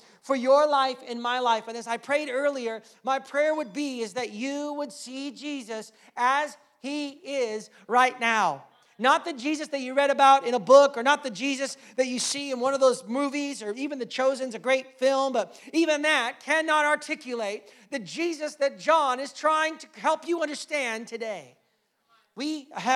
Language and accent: English; United States; now in Canada; I'm American